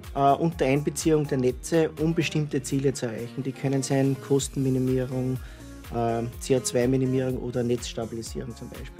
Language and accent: German; Yspertal, Lower Austria, Austria; moved away as an adult; also born or lived in California; ich bin in Ispertal geboren. Ja. Bin jetzt wohnhaft in Hof am Brill